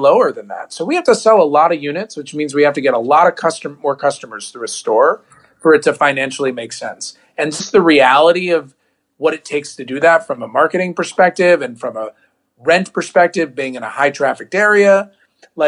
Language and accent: English; Ohio, United States; accent: a little bit like a Jewish New Yorker; now in Los Angeles, United States; I grew up in Ohio